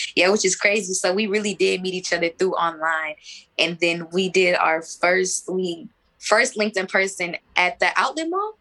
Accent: Texas, United States; I was born in Texas

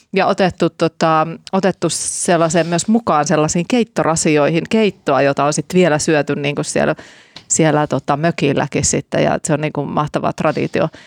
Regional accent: Laukaa, Central Finland, Finland; mä oon kotoisin sieltä Laukaasta

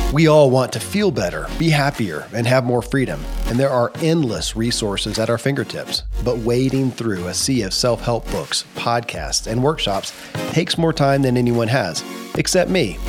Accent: Kentucky, United States; born or raised there

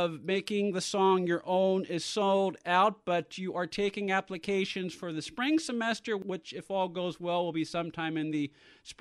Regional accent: San Francisco Bay Area, California, United States; I come from the San Francisco Bay Area

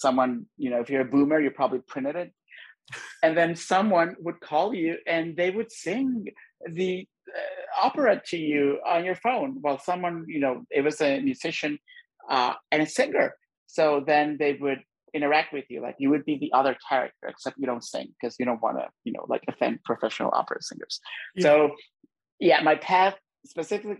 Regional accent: Honduras; I grew up in Honduras

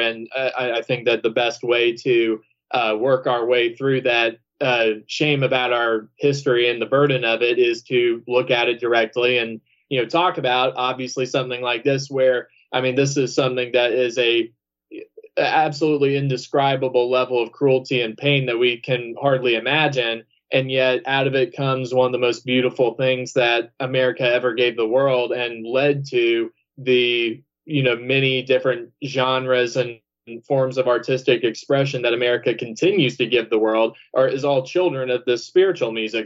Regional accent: Georgia, United States; I, am from the South. I mean, I'm from Georgia

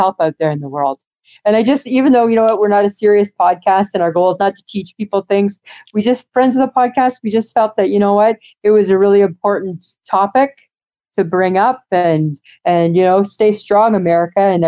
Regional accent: Canada; we're Canadian

